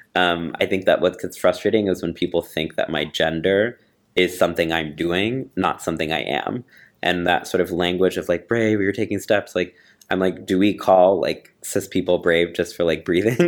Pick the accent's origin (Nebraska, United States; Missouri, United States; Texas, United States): Texas, United States; moved away; I grew up in Texas